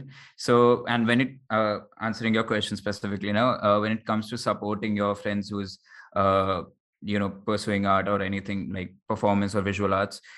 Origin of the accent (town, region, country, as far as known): Jaipur, Rajasthan, India; born or raised there